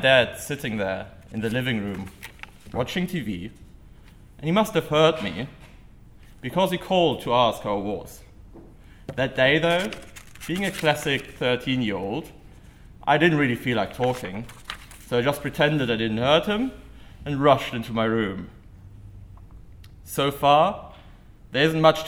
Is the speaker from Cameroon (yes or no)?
no; Germany; moved away as an adult; now in United States; as a German